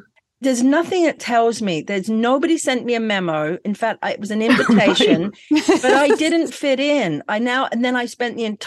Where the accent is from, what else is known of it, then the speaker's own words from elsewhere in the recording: England, United Kingdom; moved away; I never was brought up in Scottsdale. I'm from England